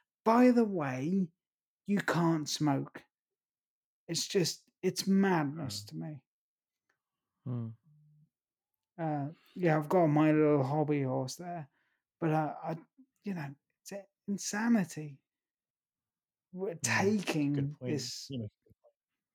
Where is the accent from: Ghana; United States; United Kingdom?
United Kingdom; East Grinstead, South East England; my hometown, East Grinstead